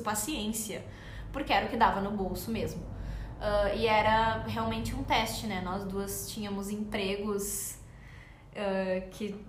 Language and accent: Portuguese; Porto Alegre, Rio Grande do Sul, Brazil; a gente é de Porto Alegre, a marca fica em Porto Alegre.